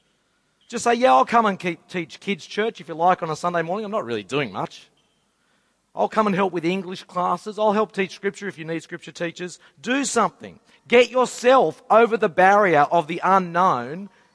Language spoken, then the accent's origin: English; Sydney, New South Wales, Australia; I grew up in Mount Druitt